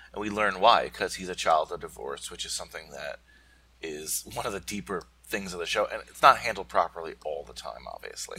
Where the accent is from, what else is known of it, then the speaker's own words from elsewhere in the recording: New York metropolitan area, United States; growing up in the New York metropolitan area